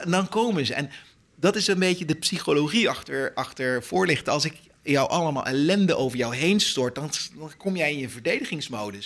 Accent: Netherlands; wij zijn Nederlanders

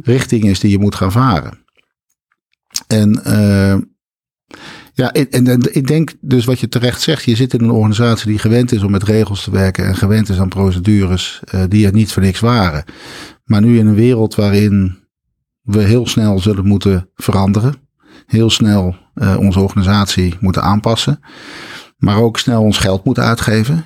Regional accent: Schoonhoven, South Holland, Netherlands; also born or lived in Schiedam; now in Breda, Netherlands; Ik kom uit Schiedam, waar ik geboren ben. En ik ben opgetogen in het Groene Hart in Schoonhoven en Bergambacht.

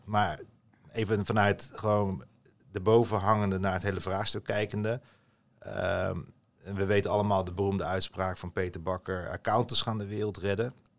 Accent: Rotterdam, South Holland, Netherlands; opgevoed, opgegroeid in Rotterdam

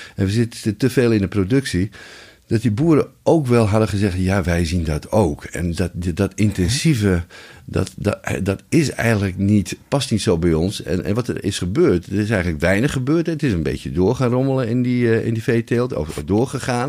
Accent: Friesland, Netherlands; als Fries

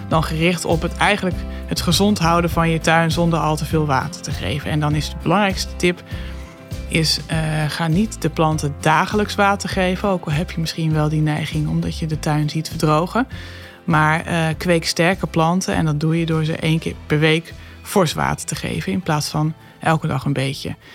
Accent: Netherlands; als Nederlander kun je, ja, als wij iets doen, doen ze in China wel weer wat. Maar ja, we hebben in Nederland al een hele hoge uitstoot per hoofd van de bevolking.

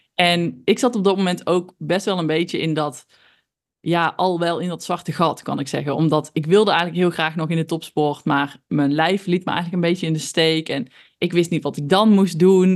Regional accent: North Brabant, Netherlands; accent: Brabant; ik ben opgegroeid in een heel klein dorpje in Brabant. Nou, dat eh, heeft mijn accent denk ik alweer verklapt

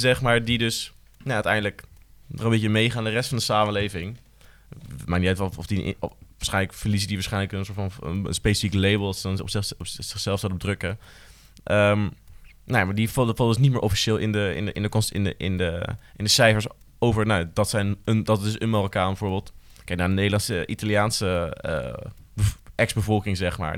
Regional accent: Utrecht, Netherlands; Ik voel me Utrechter

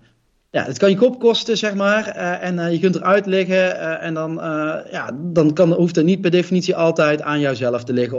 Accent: Roosendaal, North Brabant, Netherlands; Ik kom niet voor niks uit Roosendaal

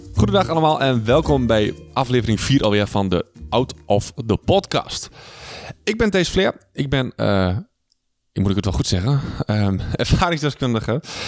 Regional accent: Twente, Overijssel, Netherlands; wij komen hier uit Twente

